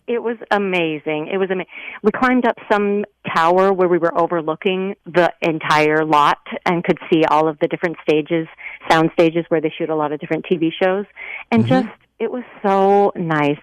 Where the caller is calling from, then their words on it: California, United States; I'm calling from California. I listened to your show from California.